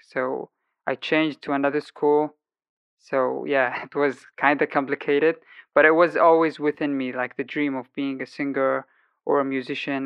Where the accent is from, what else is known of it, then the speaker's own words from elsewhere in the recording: Sana'a, Amanat Al Asimah, Yemen; moved away as an adult; now in Germany; lived my whole life in Yemen, Sana'a, the capital city. And uh, five years ago, I left the country after the war outbreak